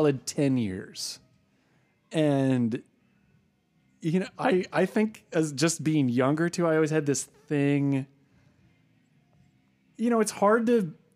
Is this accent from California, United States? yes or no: yes; San Francisco Bay Area, California, United States; I grew up in the San Francisco Bay Area